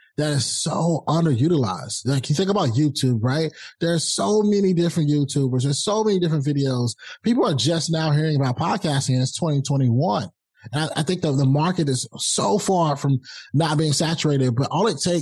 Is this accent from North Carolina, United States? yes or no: yes; Rocky Mount, North Carolina, United States; I'm a kid from Rocky Mount, North Carolina